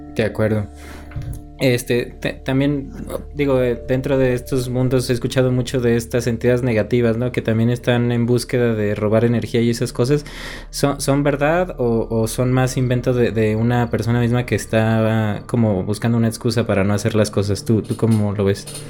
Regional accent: Mexico; yo soy de un pueblo pequeño de acá de México

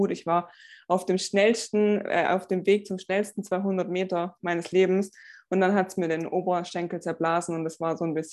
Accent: Stuttgart, Baden-Württemberg, Germany; ich komme aus dem Raum Stuttgart

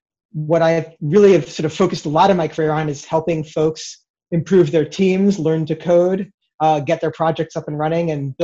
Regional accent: Brooklyn, New York, United States; So I say Scrumban, but I have a weird accent. I'm from Brooklyn, but I don't sound like I'm from Brooklyn.

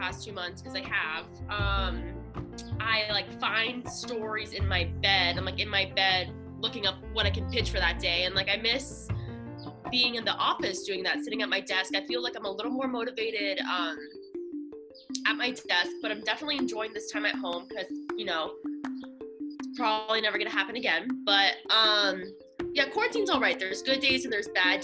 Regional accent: Miami, Florida, United States; moved away as an adult; also born or lived in Boston / New York / Los Angeles; now in Lubbock, United States; I'm from Miami, but I went to college in Boston. I've lived in New York and LA.

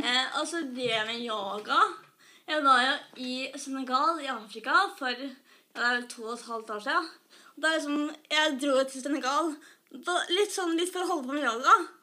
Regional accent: Skedsmokorset, Akershus, Norway; moved away as an adult; now in Oslo, Norway; jeg kommer fra Skedsmotorsdag. Og så bor jeg i Oslo nå, i studentleilighet

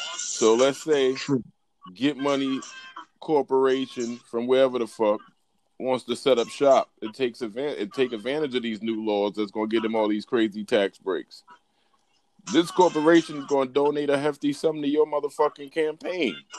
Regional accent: United States; I'm fucking American

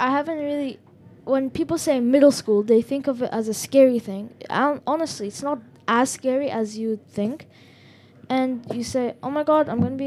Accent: Morocco; I am from Morocco.

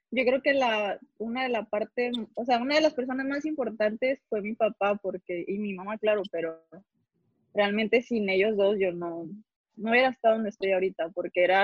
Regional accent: Nuevo León, Mexico; Sí, soy regia.

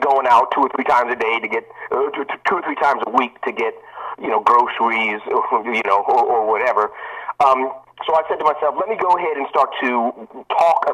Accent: central Pennsylvania, United States; now in Hollywood, United States; I grew up in Pennsylvania, central Pennsylvania. My dad was a teacher at Penn State

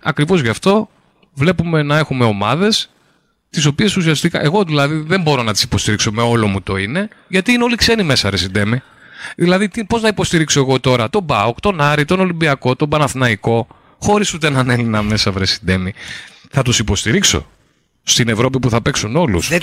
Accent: Lekani, Eastern Macedonia and Thrace, Greece; εγώ κατάγομαι από τη Λεκάνη

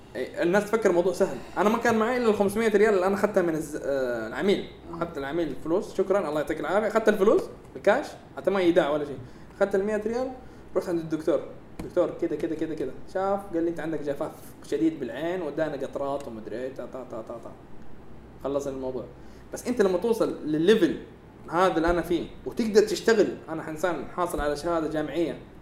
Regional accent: Saudi Arabia; انا بنفسه كسعودي

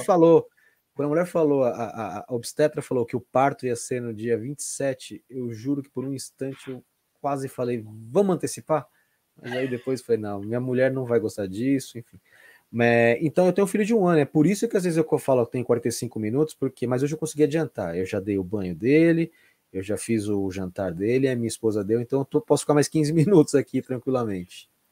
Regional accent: São Paulo, Brazil; Eu sou nascido e criado na Pompeia

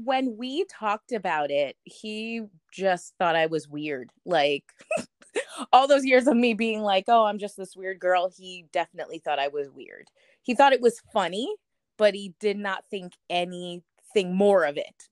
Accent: New York, United States; moved away as an adult; also born or lived in Massachusetts; I was born in New York, I lived in New York, but never went anywhere past New York

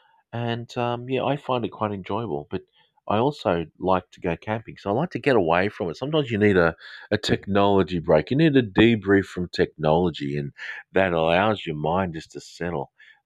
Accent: Manchester, North West England, United Kingdom; accent: Australian; Okay, my accent is, it's specific, probably Australian accent. However, I was actually born in the United Kingdom, so it's kind of a educated Australian slash maybe a Southern English sort of accent. I'm actually from the north of England, from Lancashire, from Manchester.

